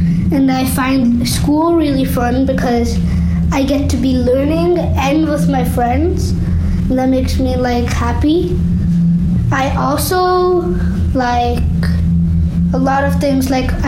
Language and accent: English; Kansas, United States; born there; I am from India, and I'm Hindu. I was born in Kansas, and I have a lot of friends.